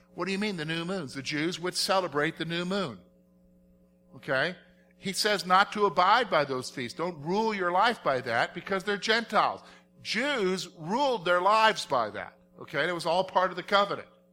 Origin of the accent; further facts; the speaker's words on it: South Carolina, United States; I'm from South Carolina